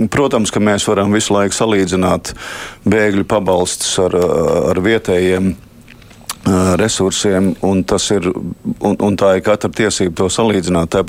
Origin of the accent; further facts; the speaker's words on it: Latvia; Nu, tāda mēs esam latvieši.